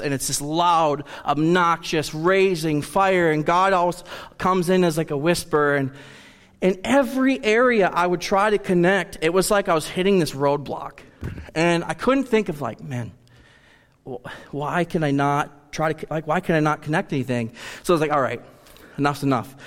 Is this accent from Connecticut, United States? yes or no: no; Rice Lake, Wisconsin, United States; I am from Rice Lake, Wisconsin. I was born and raised in Rice Lake